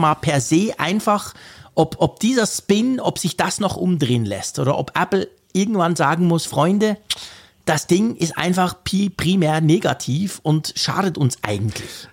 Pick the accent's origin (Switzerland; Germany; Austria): Switzerland; Bei uns in der Schweiz